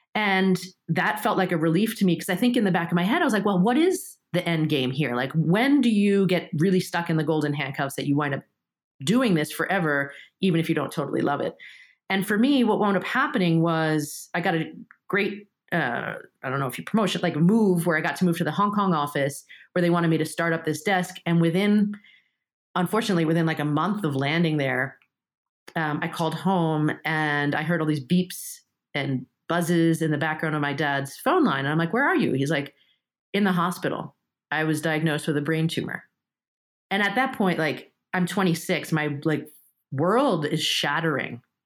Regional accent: New York, United States; first language Japanese; English is a second language; also born or lived in Japan; I'm stuck having to bust to Flushing in New York to go to, to Japanese Saturday school

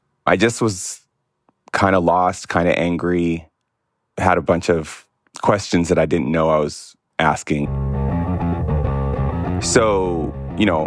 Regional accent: Barstow, Victorville, Apple Valley, California, United States; also born or lived in New York; I moved from New York when I was like 4 or 5 to a series of small towns. These are Barstow, Victorville, Apple Valley

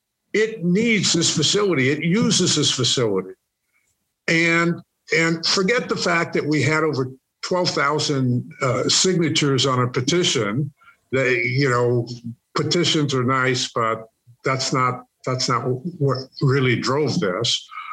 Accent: Northeast, United States; Well, first of all, I'm from the Northeast, which means I ice skate.

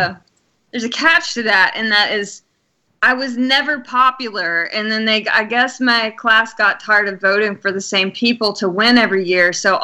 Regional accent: Alabama, United States; I'm from Alabama.

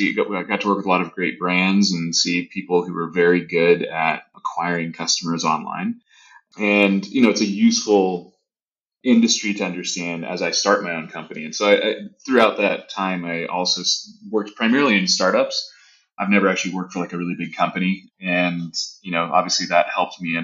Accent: Southern California, United States; moved away as an adult; also born or lived in Boston / New York City; I grew up in Southern California

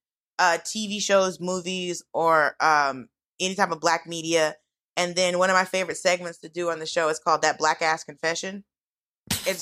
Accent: Georgia, United States; also born or lived in Miami / Atlanta; the town I grew up in Georgia

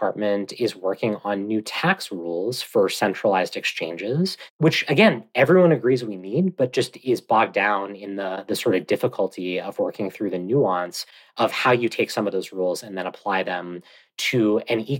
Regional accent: United States; I'm an American

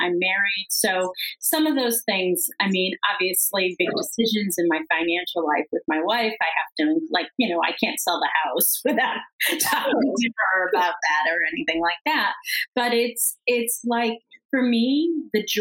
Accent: New England, United States; moved away; I was from New England, and I wanted to live somewhere warm.

